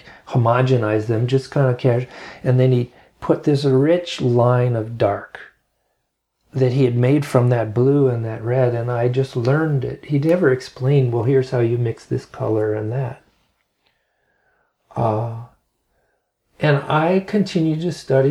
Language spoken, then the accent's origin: English; Bethlehem, Pennsylvania, United States; now in Asheville, United States; I grew up in Bethlehem, Pennsylvania